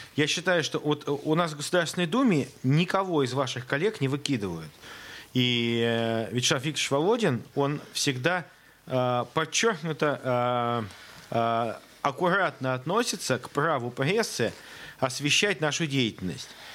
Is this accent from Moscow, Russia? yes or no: no; Saint Petersburg, Russia; в Санкт-Петербурге, в родном для меня городе